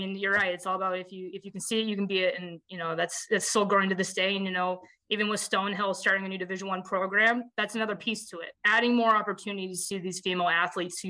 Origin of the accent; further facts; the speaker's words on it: Las Vegas, Nevada, United States; moved away; I'm from Las Vegas